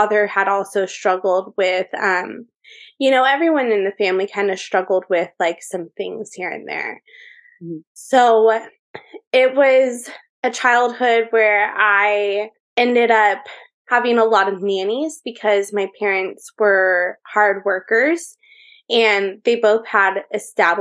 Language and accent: English; Orange County, California, United States; also born or lived in Las Vegas; I am from Orange County, California